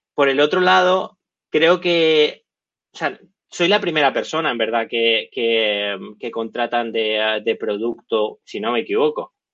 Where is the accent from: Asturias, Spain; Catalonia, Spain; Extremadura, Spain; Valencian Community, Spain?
Catalonia, Spain; Barcelona; soy de Barcelona